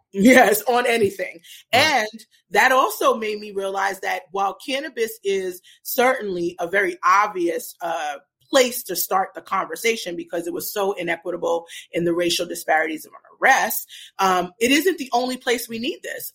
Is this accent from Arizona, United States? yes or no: no; New York City, New York, United States; moved away as an adult; also born or lived in New Jersey; now in Portland, United States; I'm originally from Brooklyn, New York. Um, uh, so I grew up in Brooklyn